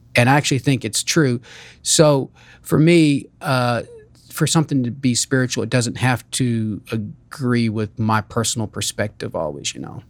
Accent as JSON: {"language": "English", "region": "Kentucky", "country": "United States", "tie": "born or raised there", "also_born_or_lived": "Amish community (birthplace unspecified)", "second_language": "English", "said": "my home state, Kentucky. Mm-hmm. Even though I wasn't born here, I call it home because I grew up here"}